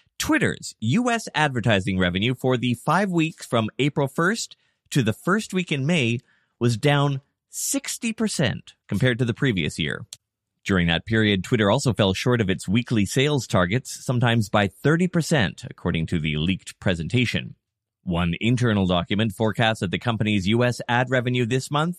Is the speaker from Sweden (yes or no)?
no; Canada; as a Canadian